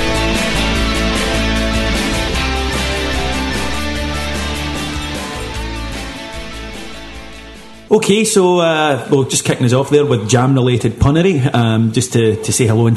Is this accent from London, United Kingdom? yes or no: no; Kilwinning, Scotland, United Kingdom; I'm 32 years old, I come from Kilwinnan and I don't have any kids